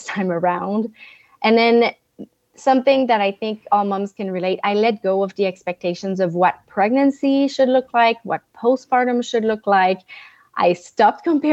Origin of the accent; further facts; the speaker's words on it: Montreal, Quebec, Canada; first language French; English is a second language; now in Northern California, United States; I am from Montreal, Canada. So my accent, if you hear it, is my first language is French, but I now live in a beautiful mountain town in Northern California